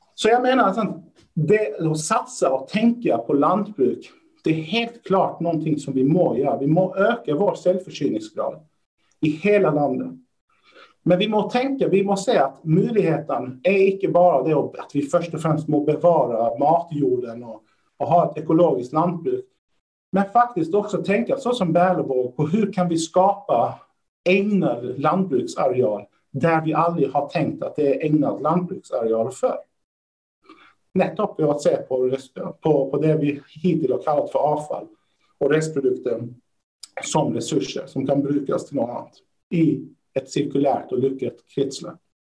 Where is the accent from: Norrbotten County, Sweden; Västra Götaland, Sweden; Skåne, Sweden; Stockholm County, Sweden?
Skåne, Sweden; Lund; moved away as an adult; now in Norway; Där jag kommer ifrån, Lund